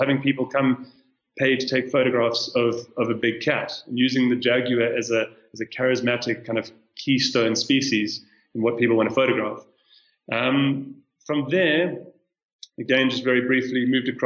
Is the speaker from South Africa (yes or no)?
yes; South Africa; moved away as an adult; now in Kenya; I'm South African, but I've been living in Kenya for the last year and a half